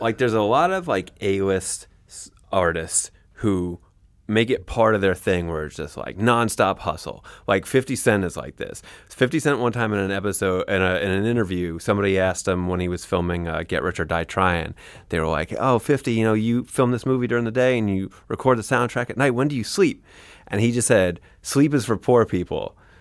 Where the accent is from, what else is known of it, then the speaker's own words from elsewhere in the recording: Canada; as a Canadian